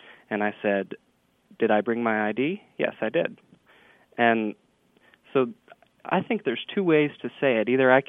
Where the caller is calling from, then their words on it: Little Rock, Arkansas, United States; I'm calling from Little Rock, Arkansas.